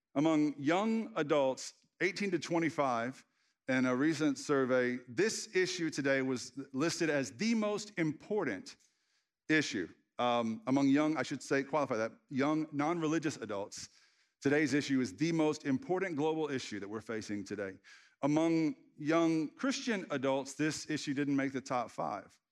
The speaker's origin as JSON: {"language": "English", "region": "the Bible Belt", "country": "United States", "tie": "born or raised there", "said": "As a child, I grew up in the Bible Belt"}